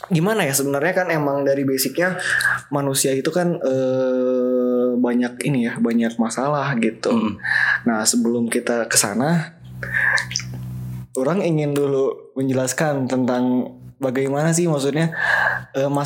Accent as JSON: {"language": "Indonesian", "town": "Bandung", "region": "West Java", "country": "Indonesia", "said": "kita anak Bandung Timur, kita juga Viking sejati, kita juga dekat sama GBLA rumahnya."}